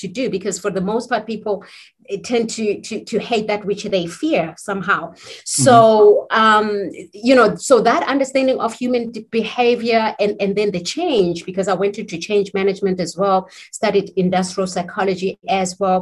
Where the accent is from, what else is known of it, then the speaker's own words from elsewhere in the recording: South Africa; being South African, I mean, I was born in South Africa, and given the South African history of apartheid, I consider, you know, diversity, inclusion is very personal to me because I grew up in the days